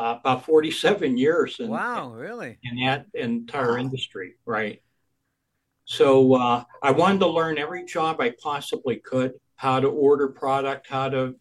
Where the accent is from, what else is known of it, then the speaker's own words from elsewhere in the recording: Erie, Pennsylvania, United States; I grew up in Erie